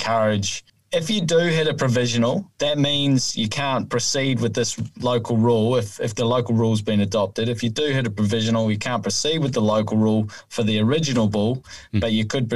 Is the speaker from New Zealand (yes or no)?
yes; New Zealand; now in Australia; I certainly like playing golf in my home country because there's no snakes in the rough